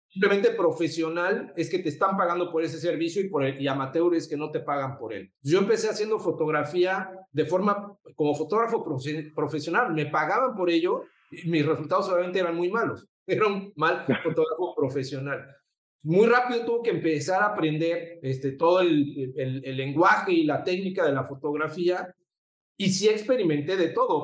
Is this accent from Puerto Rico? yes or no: no; Mexico City, Mexico; moved away as an adult; also born or lived in Puebla; now in Cancún, Mexico; soy de la Ciudad de México